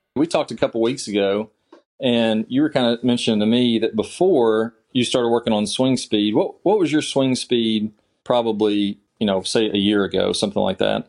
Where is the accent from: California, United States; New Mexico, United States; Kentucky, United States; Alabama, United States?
Kentucky, United States; I'm from Kentucky originally. I played golf in high school and college at Eastern Kentucky